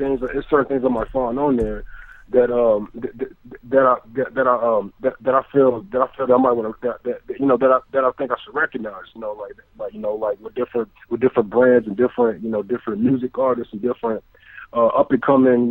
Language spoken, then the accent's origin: English; Texas, United States; now in California, United States; I'm actually in California. I'm from Texas